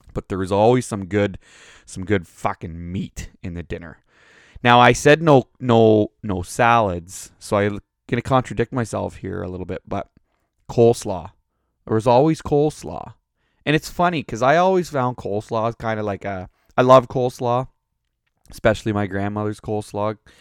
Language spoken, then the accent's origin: English; Canada; We're Canadian